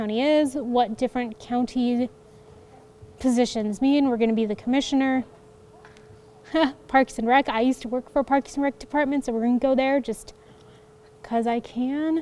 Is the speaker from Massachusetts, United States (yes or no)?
no; Colorado, United States; I'm from Colorado